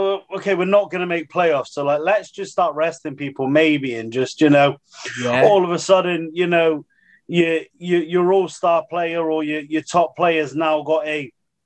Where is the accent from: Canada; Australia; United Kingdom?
United Kingdom; we're British fans